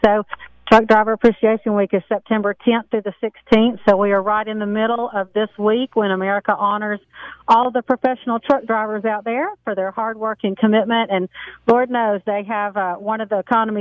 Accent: the South, United States; I'm from the South, so I have a papaw

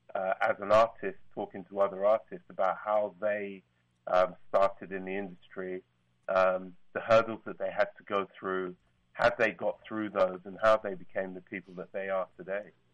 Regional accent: London, United Kingdom; I'm from London.

